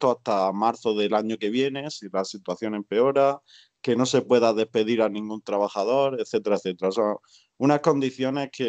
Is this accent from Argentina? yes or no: no; Spain; moved away; A mí me da pena la situación en España, por supuesto, porque soy de allí, soy español, pero estoy tan a gusto con mi situación aquí